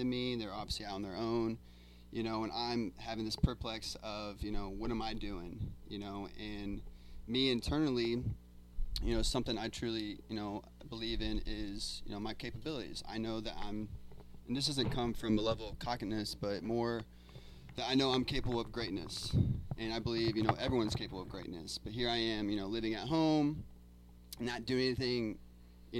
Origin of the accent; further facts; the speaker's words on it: Indiana, United States; moved away as an adult; I'm originally from Indiana. I've been here for 3 years